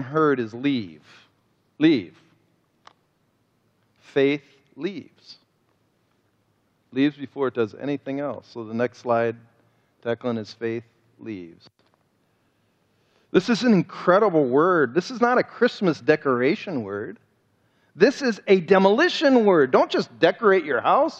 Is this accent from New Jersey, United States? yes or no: no; Cleveland, Ohio, United States; I'm from Cleveland, Ohio